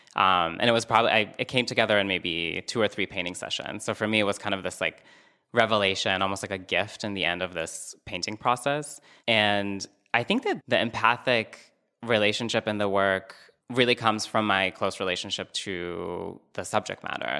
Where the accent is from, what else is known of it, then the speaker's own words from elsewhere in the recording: Northern District, Israel; moved away; I'm originally from Israel, um, and I'm from the north, which is close to the West Bank.